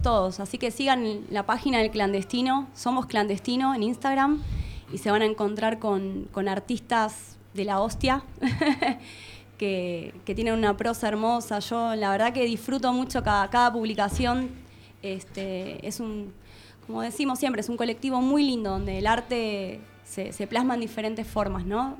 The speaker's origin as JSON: {"language": "Spanish", "town": "Banfield", "region": "Buenos Aires Province", "country": "Argentina", "tie": "born or raised there", "said": "nací en Banfield"}